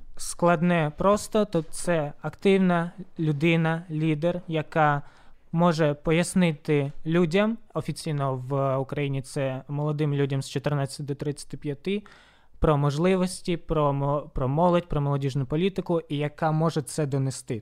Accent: Horlivka, Donetsk Oblast, Ukraine; now in Sloviansk, Ukraine; насправді я з Горлівки, але проживаю в Слов'янську більше чотирьох років вже

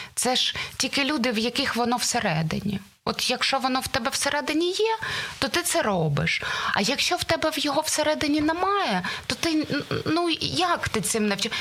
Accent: Dnipro, Dnipropetrovsk Oblast, Ukraine; Я з Дніпра. Ми були перша перша семірка людей, сімка людей, студентів, які поїхали з Дніпра

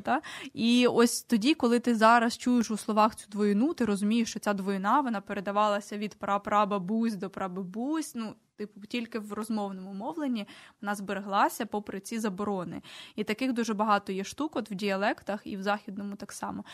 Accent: Poltava Oblast, Ukraine; first language Ukrainian; я з Полтавщини, я можу говорити про наші діалекти

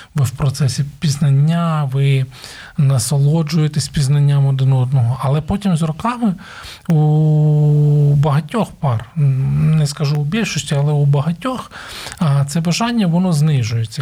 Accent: Ukraine; У нас в Україні кажуть

